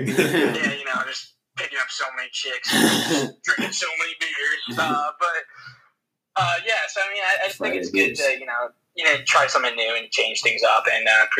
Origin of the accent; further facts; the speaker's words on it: Chicago area, Illinois, United States; I tell people I'm from Chicago